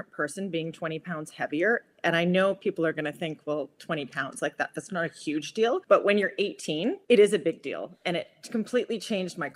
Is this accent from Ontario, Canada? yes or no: no; Vancouver, British Columbia, Canada; I'm from Vancouver, Canada